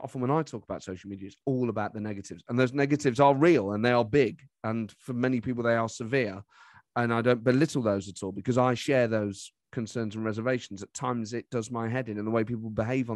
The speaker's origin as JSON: {"language": "English", "town": "Nottingham", "region": "East Midlands", "country": "United Kingdom", "said": "I'm from Nottingham"}